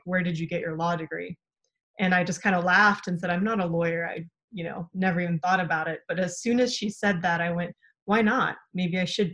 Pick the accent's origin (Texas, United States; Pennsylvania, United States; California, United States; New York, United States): California, United States; San Francisco Bay Area; also born or lived in Poland / Pittsburg, California; So I ended up growing up in the San Francisco Bay Area